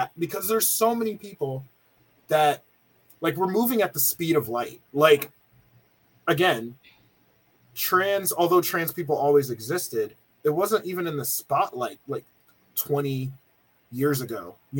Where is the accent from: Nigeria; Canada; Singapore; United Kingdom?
Nigeria; Nigerian. I'm Nigerian.